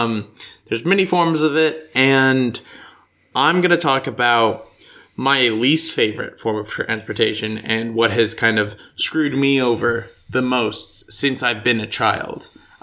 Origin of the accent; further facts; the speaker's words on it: United States; I'm American, clearly, with my sharp R's.